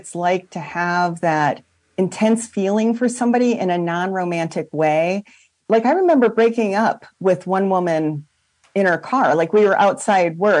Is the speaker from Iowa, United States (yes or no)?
yes; Iowa, United States; I'm actually Iowa.